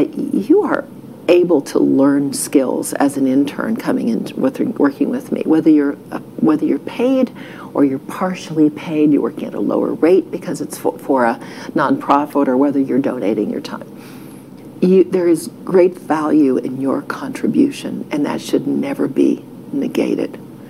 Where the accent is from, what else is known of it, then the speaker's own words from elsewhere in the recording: Texas, United States; And I'm from Texas. You know, I feel like I am from Ohio.